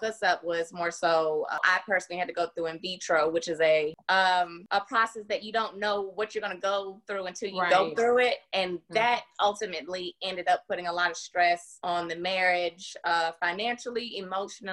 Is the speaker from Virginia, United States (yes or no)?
yes; Virginia, United States; now in Nashville, United States; I have been in Nashville, Tennessee for the last 20-something years, originally from Virginia